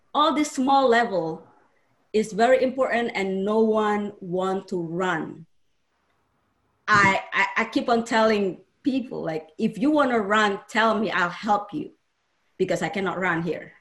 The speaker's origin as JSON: {"language": "English", "town": "Surakarta", "region": "Central Java", "country": "Indonesia", "tie": "born or raised there", "also_born_or_lived": "Jakarta", "second_language": "English", "moved": "as an adult", "lives_now": "United States", "said": "I grew up in Indonesia uh, in a small town, Solo, Central Java, and then I moved to Jakarta when I was fifth grade."}